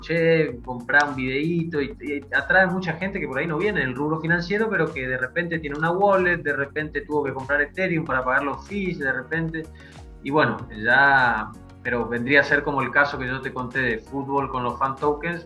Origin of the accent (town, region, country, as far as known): Argentina